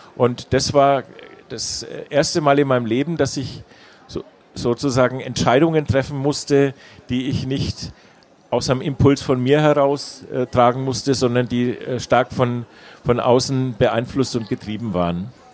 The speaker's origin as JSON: {"language": "German", "town": "Nuremberg", "region": "Bavaria", "country": "Germany", "tie": "born or raised there", "also_born_or_lived": "England / Freiburg", "said": "Ich bin äh, in Nürnberg geboren und äh, liebe meine Heimatstadt"}